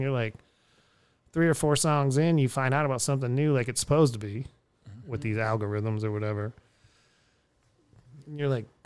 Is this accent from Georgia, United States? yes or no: no; Erie, Pennsylvania, United States; born or raised there; also born or lived in Houston, Texas; now in Austin, United States